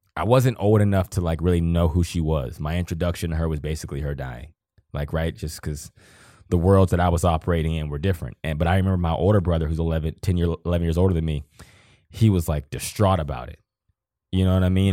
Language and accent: English; Johnstown, Pennsylvania, United States; moved away; I'm from Johnstown, Pennsylvania.